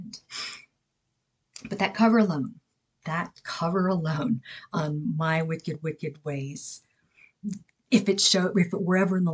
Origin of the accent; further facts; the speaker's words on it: Texas, United States; I grew up certain myself in Texas